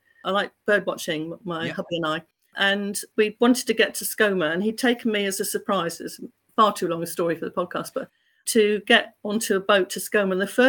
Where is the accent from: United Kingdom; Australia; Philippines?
United Kingdom; South West England; So I am proudly Cornish.